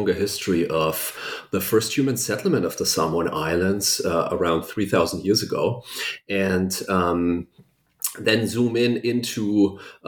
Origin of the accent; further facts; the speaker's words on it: Germany; first language German; English is a second language; moved away; I was born and raised in Germany